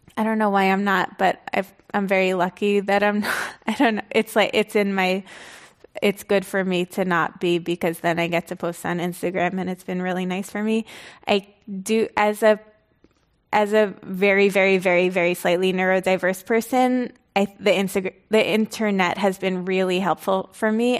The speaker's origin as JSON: {"language": "English", "country": "United States", "tie": "born or raised there", "said": "I grew up kind of outside, like, in, in the vicinity of New York, but really in an exur, exurban area"}